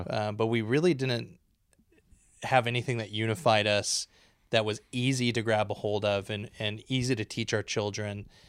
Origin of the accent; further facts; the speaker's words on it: Dallas, Oregon, United States; now in Escalon, United States; I grew up in Dallas, Oregon